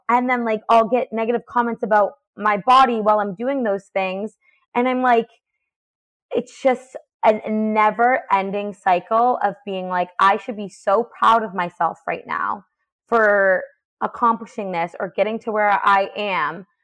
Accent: New Hampshire, United States; I'm a girl from New Hampshire.

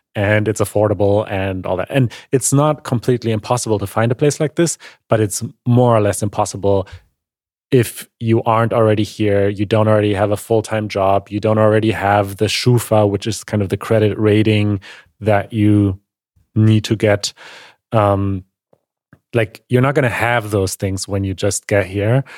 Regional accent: Germany; growing up in Germany

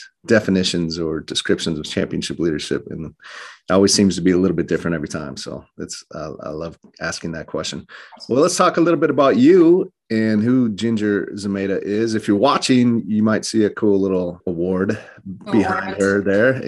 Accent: Wisconsin, United States; now in Minnesota, United States; I grew up in Wisconsin, so I kind of still claim that as my home. But I do live in Minnesota

